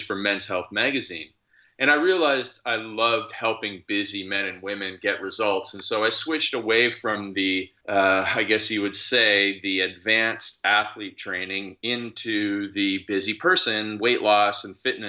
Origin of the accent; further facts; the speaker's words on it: Canada; I'm actually Canadian. I live in Canada.